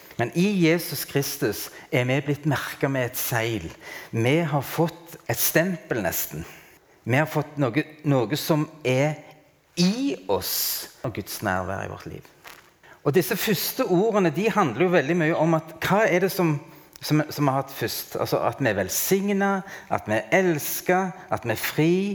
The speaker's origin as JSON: {"language": "Norwegian", "country": "Norway", "said": "jeg er norsk og har hatt norsk pass"}